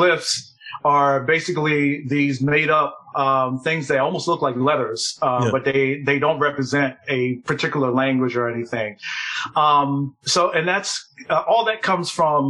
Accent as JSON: {"language": "English", "town": "Philadelphia", "region": "Pennsylvania", "country": "United States", "tie": "born or raised there", "said": "I'm born and raised in Philadelphia. I'm still living here"}